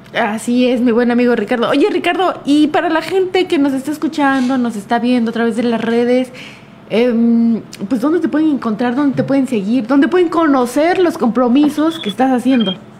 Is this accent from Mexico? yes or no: yes; Mexico; como mexicanos recordemos las hazañas históricas que hemos tenido